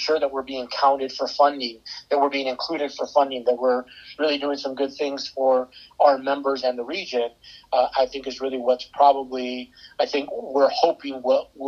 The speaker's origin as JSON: {"language": "English", "area": "outside of Chicago", "region": "Illinois", "country": "United States", "tie": "born or raised there", "also_born_or_lived": "San Antonio, Texas", "moved": "yes", "lives_now": "St. Louis, United States", "said": "I moved here from San Antonio, grew up outside of Chicago"}